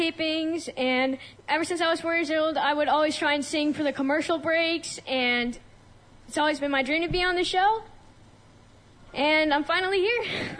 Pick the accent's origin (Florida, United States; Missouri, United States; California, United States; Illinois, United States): California, United States; Yorba Linda; Yorba Linda, California.